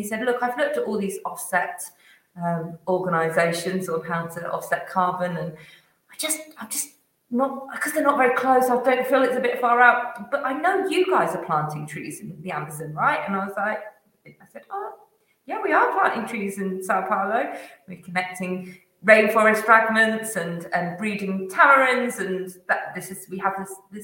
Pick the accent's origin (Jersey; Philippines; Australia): Jersey; I'm from Jersey, that's hence my surname, is a very Jersey name.